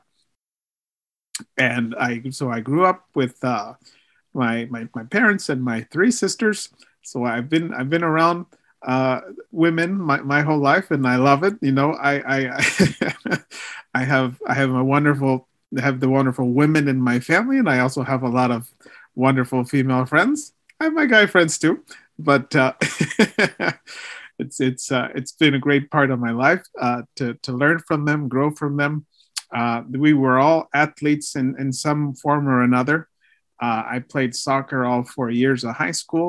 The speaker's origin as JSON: {"language": "English", "region": "Maryland", "country": "United States", "tie": "born or raised there", "first_language": "Spanish", "second_language": "English", "said": "I've been in Maryland my whole life"}